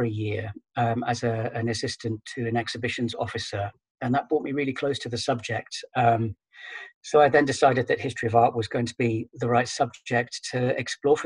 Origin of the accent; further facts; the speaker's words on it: United Kingdom; moved away as an adult; now in Netherlands; I'm British and have been living in the Netherlands for around about 14 years now